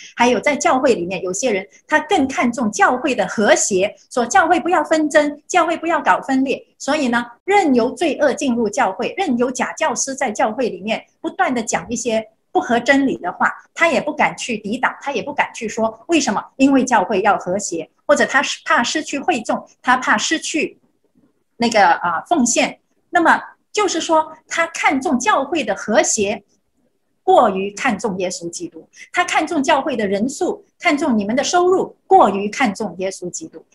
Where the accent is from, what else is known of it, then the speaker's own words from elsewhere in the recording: China; moved away; 我小时候在中国生活